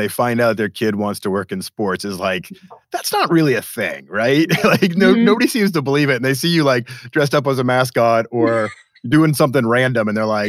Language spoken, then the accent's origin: English; Boston, Massachusetts, United States; my hometown team, the Boston Red Sox.